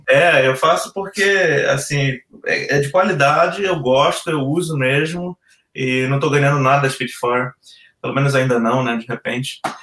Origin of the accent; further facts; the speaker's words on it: Belém, Pará, Brazil; moved away as an adult; eu sou de Belém